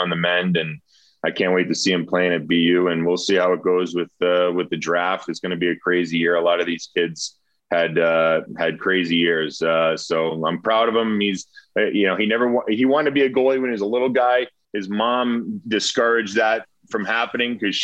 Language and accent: English; Rhode Island, United States; growing up in Rhode Island.